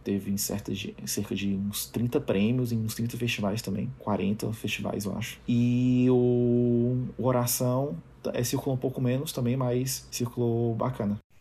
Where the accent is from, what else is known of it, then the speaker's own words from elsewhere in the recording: Fortaleza, Ceará, Brazil; eu sou de Fortaleza